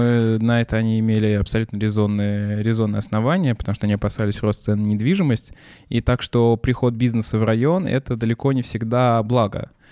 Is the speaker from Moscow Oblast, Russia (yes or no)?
no; Chapayevsk, Samara Oblast, Russia; тот же Чапаевск, откуда я родом